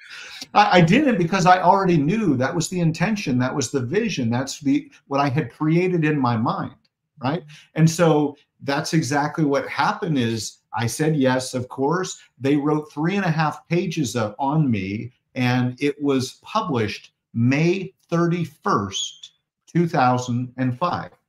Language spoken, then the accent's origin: English; Portland, Oregon, United States; I'm from Portland, Oregon